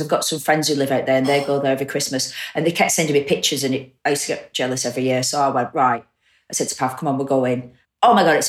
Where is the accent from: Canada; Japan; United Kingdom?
United Kingdom; Bolton, North West England; moved away as an adult; now in Salford, United Kingdom; I'm not a Mancunian. Yeah. I'm from Bolton and I live in Salford.